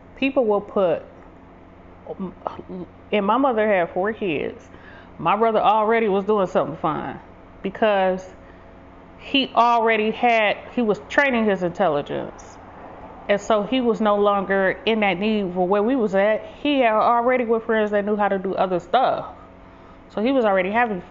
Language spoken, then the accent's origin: English; Detroit, Michigan, United States; I grew up in Detroit. People always race their cars up the street